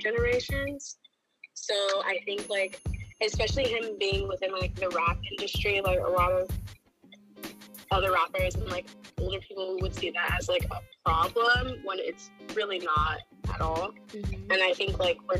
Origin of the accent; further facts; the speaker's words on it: California, United States; I'm from California